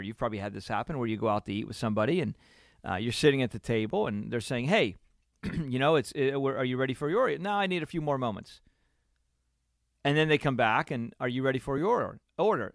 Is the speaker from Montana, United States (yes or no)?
no; Pennsylvania, United States; growing up in Pennsylvania, where you know I'm growing up in Pennsylvania, and it's a beautiful area